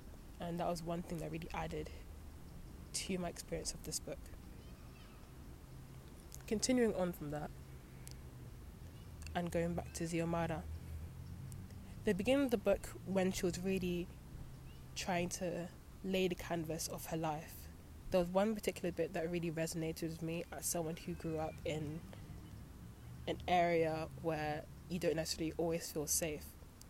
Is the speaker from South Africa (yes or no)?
no; Nigeria; But because I'm from Nigeria, I already feel that I'm authenticated in the culture, because, you know, I have, you know, the blood, you know, running through me, and that's enough to sustain my claim to the country